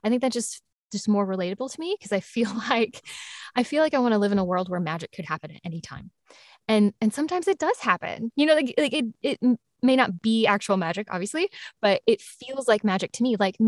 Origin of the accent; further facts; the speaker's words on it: the South, United States; accent: Southern; my own Southern accent is going to start coming out because I'm tired.